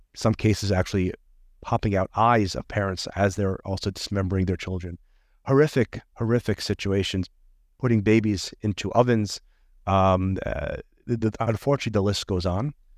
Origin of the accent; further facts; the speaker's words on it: United States; moved away as an adult; now in Israel; I moved my family from the United States, where I was born